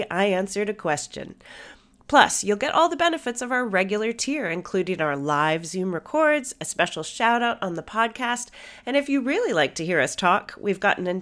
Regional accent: United States; I'm American

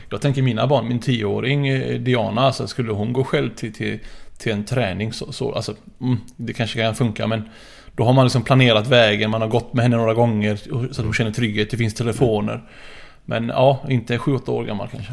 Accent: Gothenburg, Västra Götaland, Sweden; accent: urgöteborgska; Frölunda kan jag ut och in.

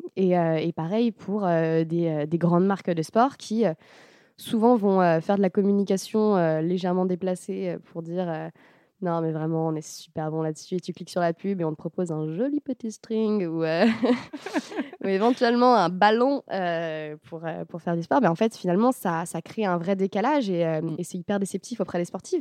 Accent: France; on est français

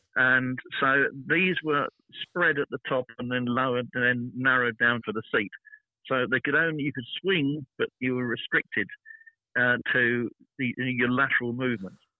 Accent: United Kingdom; I'm a British

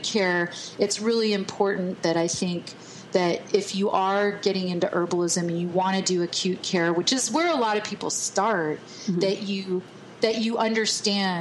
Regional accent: Texas, United States; I'm from Texas

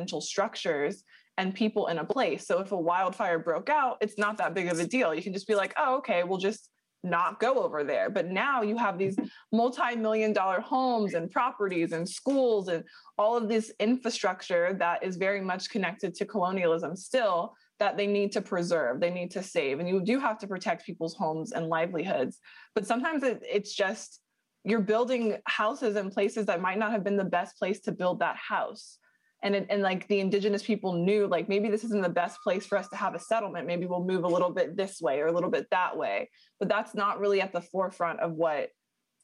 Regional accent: Southern California, United States; I grew up in Southern California. I've lived here essentially my whole life

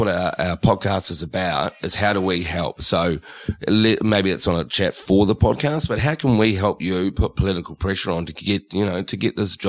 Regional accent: New Zealand; moved away as an adult; now in Australia; I'm a Kiwi, but I've been in Australia for nearly 20 years. Growing up in New Zealand, recycling was just a way of life.

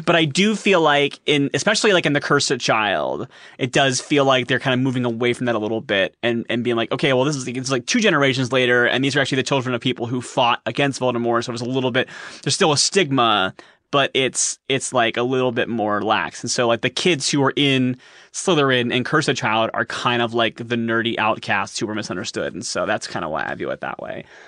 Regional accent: Columbus, Ohio, United States; I am from Columbus, Ohio.

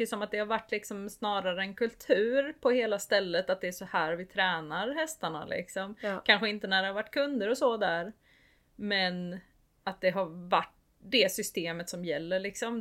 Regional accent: Sweden; jag är uppvuxen i Småland

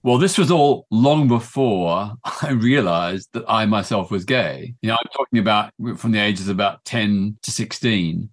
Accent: Melbourne, Victoria, Australia; I grew up in Melbourne, Australia in the nineteen fifties and sixties

